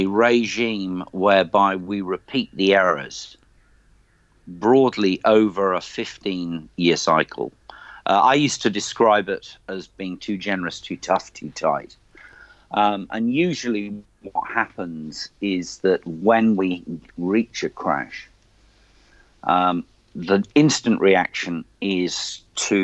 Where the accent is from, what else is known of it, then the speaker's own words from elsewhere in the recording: United Kingdom; moved away as an adult; also born or lived in Australia; now in New Zealand; as a Brit